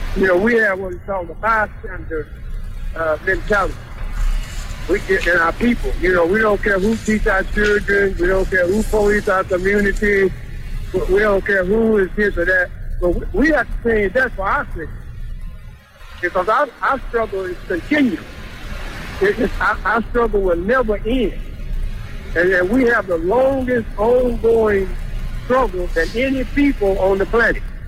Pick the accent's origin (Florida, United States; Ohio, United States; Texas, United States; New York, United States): Texas, United States; Dallas; I, I grew up here in Dallas